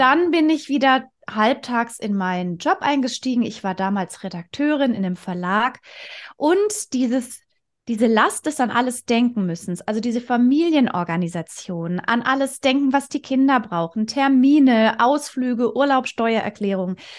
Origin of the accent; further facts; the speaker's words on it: near Stuttgart, Baden-Württemberg, Germany; also born or lived in Konstanz / Vienna; ich bin äh, aus der Nähe von Stuttgart, da bin ich auch schon geboren, habe zwischenzeitlich mal in Konstanz und Wien gelebt